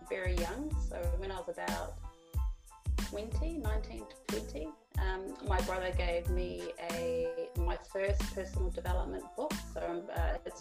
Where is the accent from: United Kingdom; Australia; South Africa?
Australia; Melbourne, Victoria; I am from Melbourne, Australia.